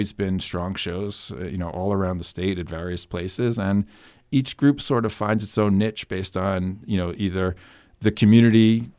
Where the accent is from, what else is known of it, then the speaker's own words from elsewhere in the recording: New York, United States; now in New Hampshire, United States; Where I grew up outside of New York City in Westchester County, and only theater I knew was, going to see Broadway shows or, theater at school.